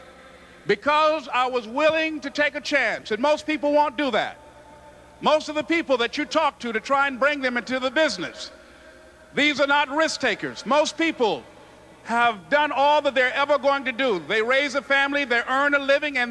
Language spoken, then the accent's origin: English; Miami, Florida, United States; born or raised there